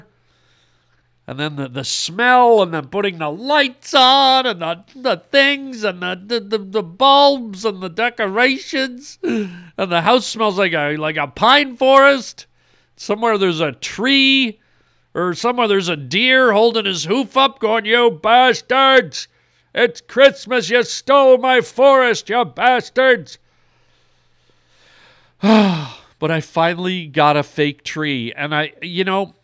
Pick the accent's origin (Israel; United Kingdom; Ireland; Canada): Canada; now in Los Angeles, United States; My whole life, I grew up in Canada.